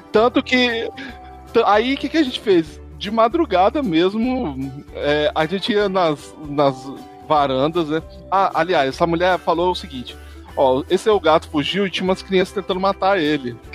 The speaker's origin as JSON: {"language": "Portuguese", "region": "Espírito Santo", "country": "Brazil", "said": "Eu não, sou do Espírito Santo."}